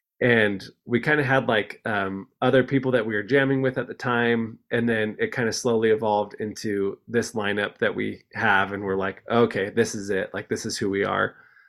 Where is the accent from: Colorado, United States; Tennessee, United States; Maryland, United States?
Colorado, United States; Denver; moved away as an adult; also born or lived in Provo, Utah; now in Utah, United States; I'm from Denver originally, so I moved out to Provo for school